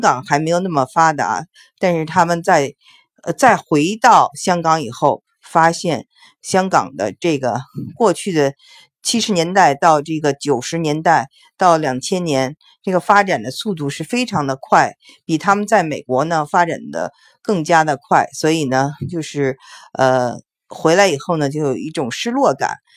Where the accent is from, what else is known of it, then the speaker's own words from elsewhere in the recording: China; 我们大陆这边